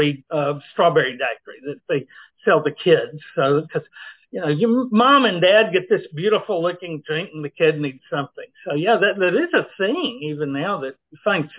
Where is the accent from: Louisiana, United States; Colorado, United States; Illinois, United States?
Louisiana, United States; Ruston; I grew up in Ruston, just a few miles away